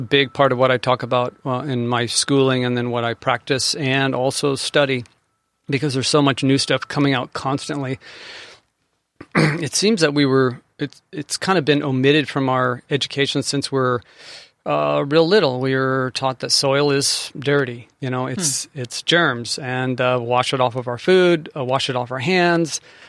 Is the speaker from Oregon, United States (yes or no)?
no; San Diego, California, United States; I grew up here in the San Diego area.